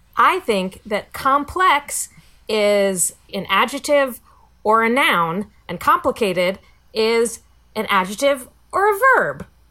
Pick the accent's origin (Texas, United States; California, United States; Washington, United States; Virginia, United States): Virginia, United States; I grew grew up in Virginia.